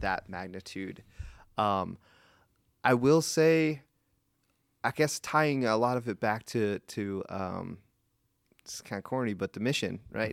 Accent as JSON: {"language": "English", "town": "Gettysburg", "region": "Pennsylvania", "country": "United States", "said": "I'm from Gettysburg"}